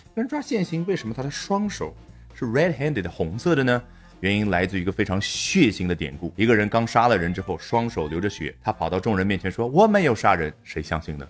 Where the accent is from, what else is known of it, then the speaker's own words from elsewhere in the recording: China; 我们中国人